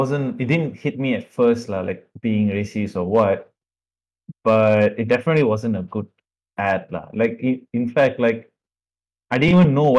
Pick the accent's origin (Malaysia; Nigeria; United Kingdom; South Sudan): Malaysia